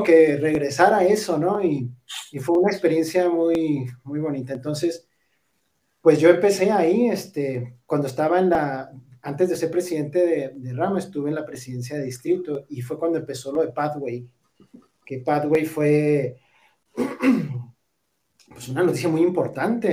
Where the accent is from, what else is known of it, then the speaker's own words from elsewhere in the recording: Parral, Chihuahua, Mexico; moved away; also born or lived in Cuauhtémoc, Chihuahua; nacimos en, en Parral